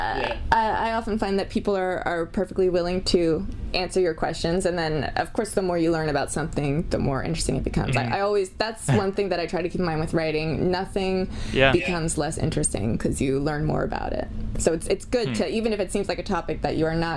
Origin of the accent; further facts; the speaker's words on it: Pennsylvania, United States; growing up in Pennsylvania